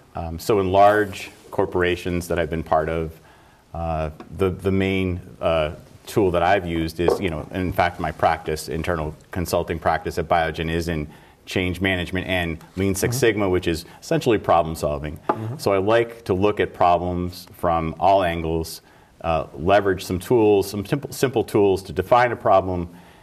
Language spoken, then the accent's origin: English; Scranton, Pennsylvania, United States; I'm from Scranton, Pennsylvania.